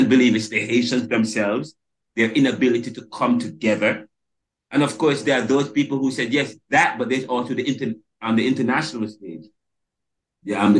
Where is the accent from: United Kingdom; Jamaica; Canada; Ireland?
Jamaica; moved away as an adult; now in United States; I'm from Jamaica